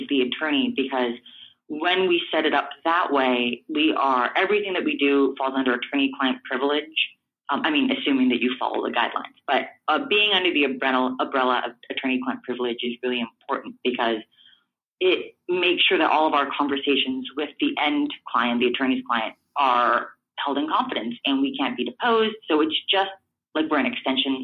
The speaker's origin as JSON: {"language": "English", "town": "Los Angeles", "region": "California", "country": "United States", "tie": "born or raised there", "said": "I grew up in Echo Park, which is part of Los Angeles"}